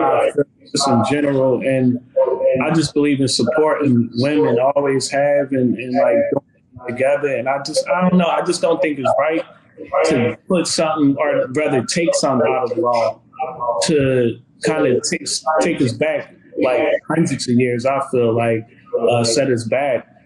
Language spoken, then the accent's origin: English; Philadelphia, Pennsylvania, United States; moved away; I never showed my art in my hometown